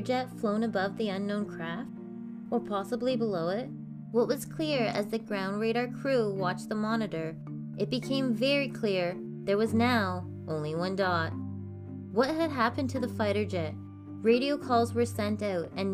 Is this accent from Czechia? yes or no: no; Canada; I'm Canadian